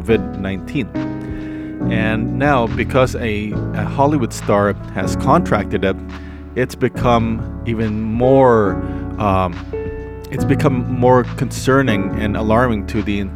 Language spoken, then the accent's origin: English; Canada; I was born in Canada, so I I don't understand Tagalog that much